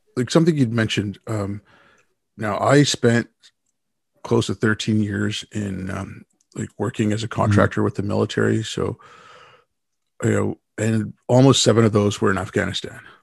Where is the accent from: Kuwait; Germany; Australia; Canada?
Canada; also born or lived in India; my family moved to Canada when I was six. We moved here from India